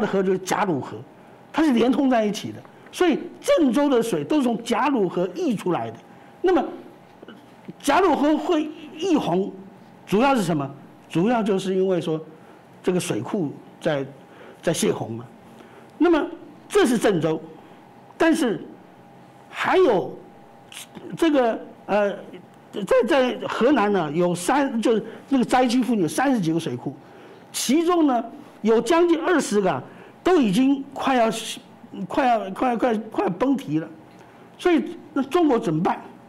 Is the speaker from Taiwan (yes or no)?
yes; Taiwan; 我们在台湾生成长生活，台湾人你能够接受这样的一种政府吗？